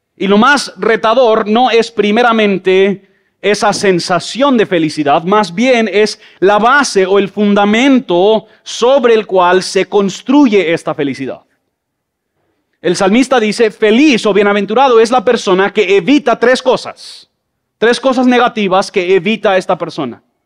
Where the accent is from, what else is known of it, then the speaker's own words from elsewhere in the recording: Mexico; now in Guatemala City, Guatemala; Yo crecí en México